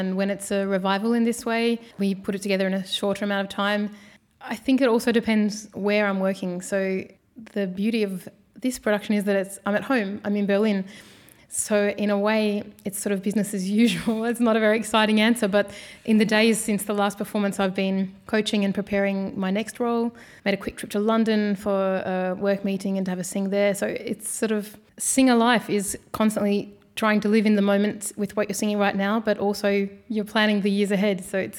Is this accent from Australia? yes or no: yes; Australia; But even growing up in Australia, having the name … wasn't so easy.